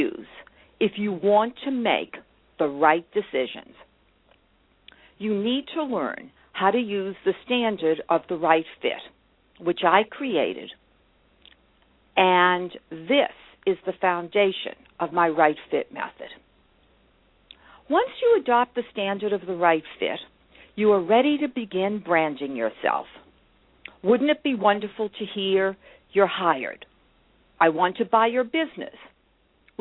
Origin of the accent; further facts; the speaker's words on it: Brookline, Massachusetts, United States; my hometown, Brookline, Massachusetts